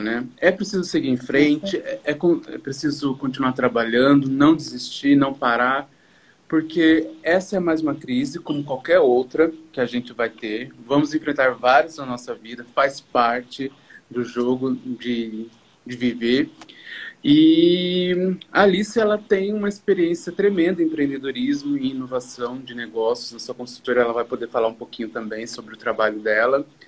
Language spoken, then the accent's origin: Portuguese; Brazil; nós, empreendedores de forma geral, brasileiros